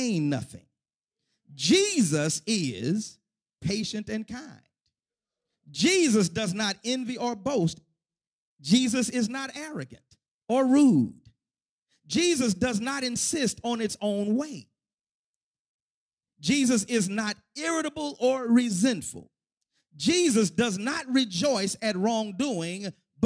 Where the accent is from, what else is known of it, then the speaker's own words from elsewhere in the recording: Houston, Texas, United States; when I was a kid growing up in the Pure Light Missionary Baptist Church of the Fifth Ward section of Houston, Texas